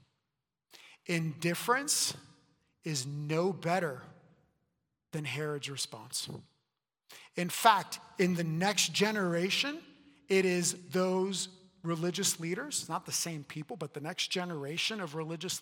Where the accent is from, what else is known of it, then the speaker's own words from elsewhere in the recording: Puerto Rico; now in United States; I was born in Puerto Rico